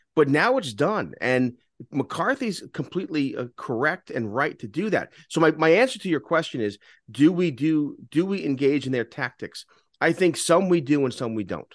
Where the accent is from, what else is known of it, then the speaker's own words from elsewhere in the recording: New York City, New York, United States; growing up in New York, we always had a gas stove